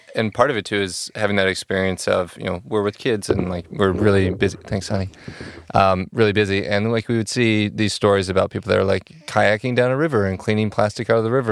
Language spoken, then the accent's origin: English; Oklahoma, United States; now in Chicago, United States; I'm from, I'm originally from Oklahoma, and I've been in Chicago for, like, seven years.